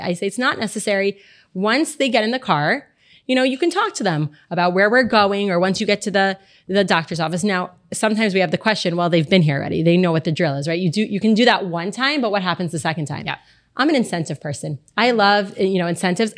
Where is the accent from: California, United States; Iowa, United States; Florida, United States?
Florida, United States; Miami; I'm also born and raised here, born and bred